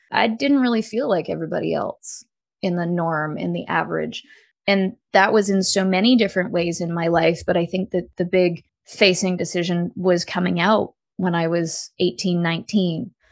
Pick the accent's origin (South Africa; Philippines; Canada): Canada; when I came out as a Canadian citizen